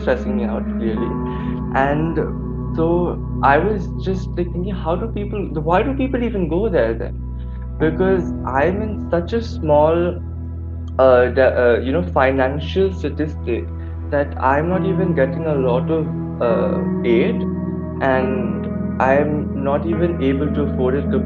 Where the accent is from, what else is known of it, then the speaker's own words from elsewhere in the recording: California, United States; now in India; I was born and brought up in California